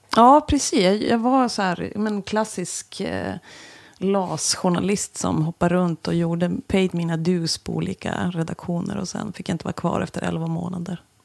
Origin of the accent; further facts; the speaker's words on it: Östersund, Jämtland, Sweden; moved away as an adult; also born or lived in Kalix / Stockholm / Umeå; now in Västerbotten, Sweden; Östersund, så därför klev jag på det där. Alltså min hemstad